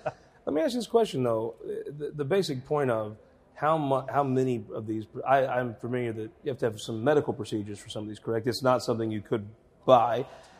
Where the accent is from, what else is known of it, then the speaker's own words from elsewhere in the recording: Southern Missouri, United States; But we're from Southern Missouri.